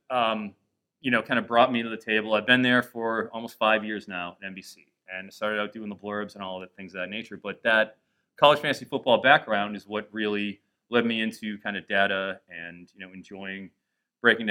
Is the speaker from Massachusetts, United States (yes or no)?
yes; Boston, Massachusetts, United States; now in San Diego, United States; I am a native Bostonian